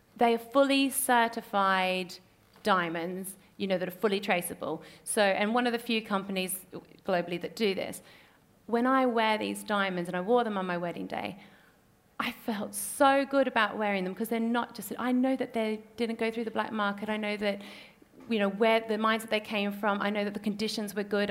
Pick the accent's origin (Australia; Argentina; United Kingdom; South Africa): Australia; North Queensland; accent: Australian; moved away; also born or lived in Papua New Guinea; the farm that I grew up on is in North Queensland